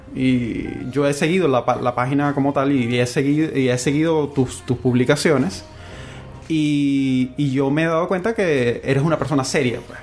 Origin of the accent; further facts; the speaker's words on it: Venezuela; moved away as an adult; now in Chile; yo soy em, venezolano, para comenzar. Eh, tengo aquí en Chile aproximadamente dos años